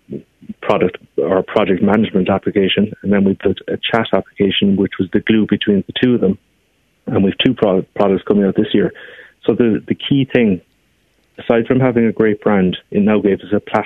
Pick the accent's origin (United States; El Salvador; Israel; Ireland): Ireland; Glanmire, Munster; I'm from Glanmire in Cork. I mean, we are both educated in Cork